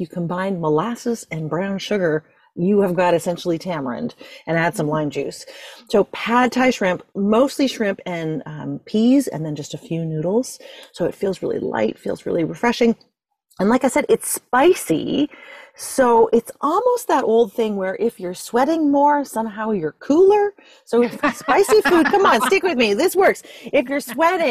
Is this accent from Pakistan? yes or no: no; Ireland; I'm Irish